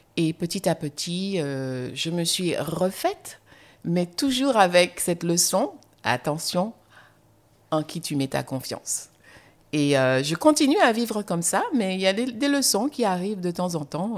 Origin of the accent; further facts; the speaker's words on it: Guadeloupe; also born or lived in France; now in United States; mon identité guadeloupéenne, antillaise